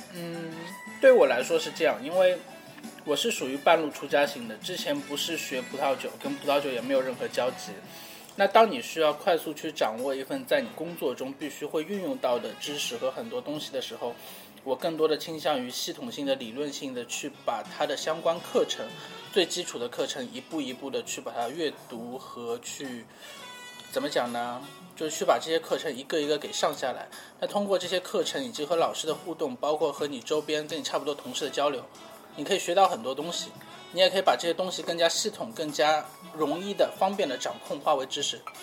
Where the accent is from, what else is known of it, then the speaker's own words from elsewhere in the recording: China; 我们中国人